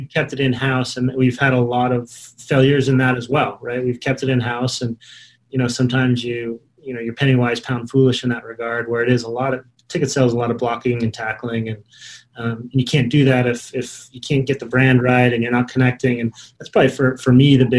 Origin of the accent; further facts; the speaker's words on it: Utah, United States; I grew up in Utah